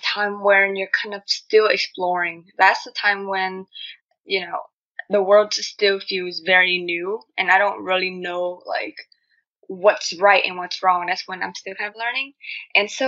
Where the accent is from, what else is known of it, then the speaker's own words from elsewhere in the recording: Vietnam; accent: Asian; English is a second language; now in United States; I'm originally from Vietnam, so I moved into the U.S.